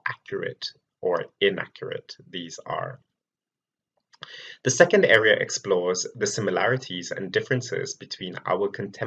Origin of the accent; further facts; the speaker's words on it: Malaysia; moved away as an adult; now in United Kingdom; I was born and raised in Malaysia and relocated to the UK more than 10 years ago